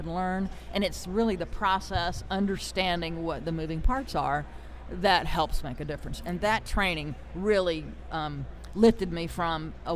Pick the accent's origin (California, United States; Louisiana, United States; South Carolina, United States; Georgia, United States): South Carolina, United States; Greenville; moved away; I'm from Greenville, South Carolina originally.